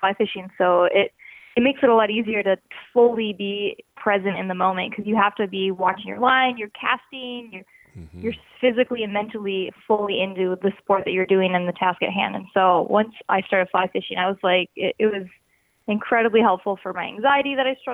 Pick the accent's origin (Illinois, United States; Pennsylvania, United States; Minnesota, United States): Minnesota, United States; moved away as an adult; now in Portland, United States; I'm from Minnesota and I lived there my whole life until I moved to Portland.